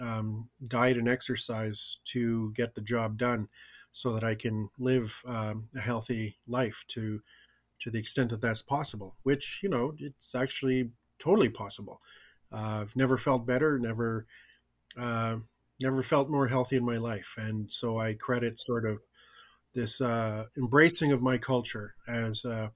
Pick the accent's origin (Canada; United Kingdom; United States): Canada; Winnipeg, Manitoba; also born or lived in Swan Lake First Nation, Manitoba; now in Vancouver, Canada; I was adopted out of my community at a very young age, and I grew up in Winnipeg in a non-native, you know, household.